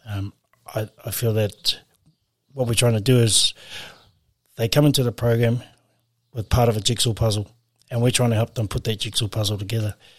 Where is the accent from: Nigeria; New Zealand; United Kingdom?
New Zealand; Auckland; now in Whangarei, New Zealand; we grew up on the North Shore in Auckland